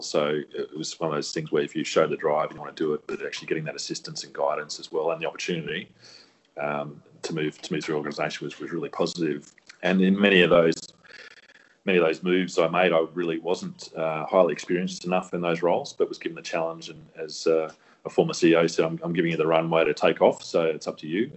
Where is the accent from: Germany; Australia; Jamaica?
Australia; as an Australian, a proud Australian